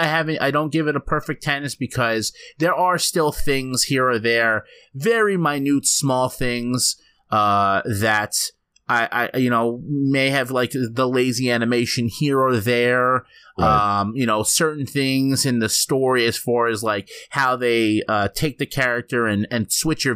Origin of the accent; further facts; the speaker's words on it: United States; maybe because I'm an American